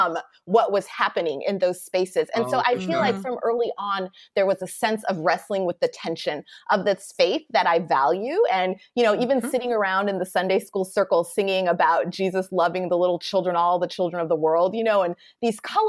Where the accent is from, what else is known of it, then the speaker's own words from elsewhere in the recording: Anchorage, Alaska, United States; moved away as an adult; also born or lived in Cape Town, South Africa; where I grew up in Anchorage, it is a predominantly white community